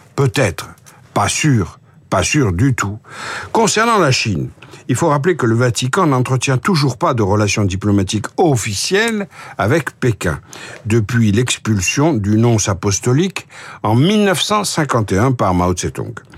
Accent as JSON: {"language": "French", "town": "Marseille", "region": "Provence-Alpes-Côte d'Azur", "country": "France", "tie": "born or raised there", "said": "je suis né à Marseille"}